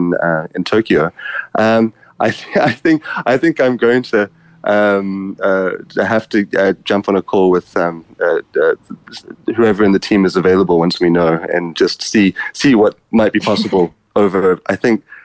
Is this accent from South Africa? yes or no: yes; South Africa; growing up in South Africa, I'm from a mixed race family myself